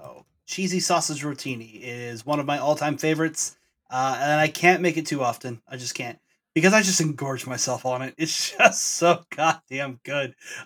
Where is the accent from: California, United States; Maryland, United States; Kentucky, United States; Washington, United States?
Washington, United States; Snohomish; we grew up in Snohomish.